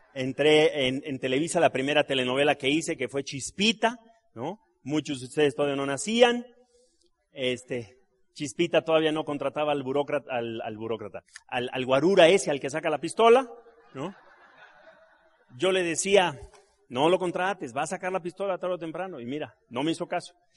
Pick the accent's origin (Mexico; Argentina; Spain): Mexico; Mexico City; yo me crié aquí. Yo soy de Gabriel Mancera entre San Lorenzo y Miguel Laurent. Yo ahí me crié